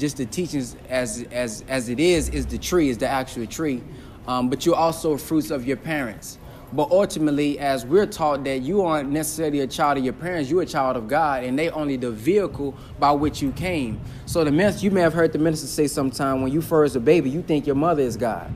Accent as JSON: {"language": "English", "town": "Dallas", "region": "Texas", "country": "United States", "said": "I'm from Texas, Dallas, Texas"}